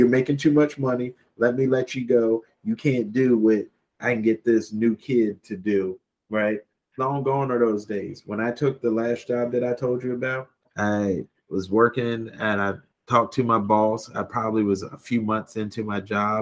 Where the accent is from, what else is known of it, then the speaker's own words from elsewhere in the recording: United States; moved away as an adult; I grew up on the Eastern Shore